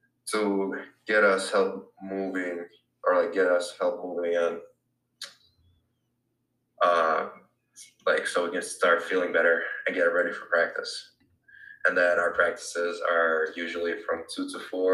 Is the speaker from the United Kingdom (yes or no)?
no; Helsinki, Uusimaa, Finland; moved away as an adult; now in Richmond, United States; I'm from Helsinki, Finland. I'm an international